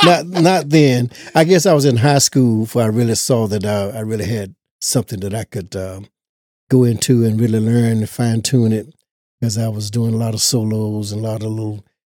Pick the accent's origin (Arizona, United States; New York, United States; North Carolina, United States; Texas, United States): North Carolina, United States; Nash County; I was born right here in Nash County, North Carolina, Rocky Mount area, little town called Easternburg.